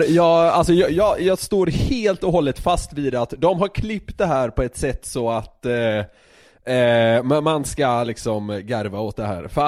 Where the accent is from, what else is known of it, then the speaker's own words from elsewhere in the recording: Södermanland, Sweden; Ja, det är för att jag är sörmlänning.